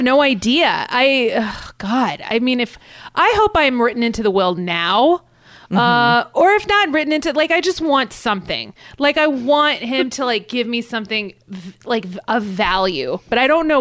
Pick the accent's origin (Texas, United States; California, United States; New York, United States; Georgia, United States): California, United States; Los Angeles; I'm from Los Angeles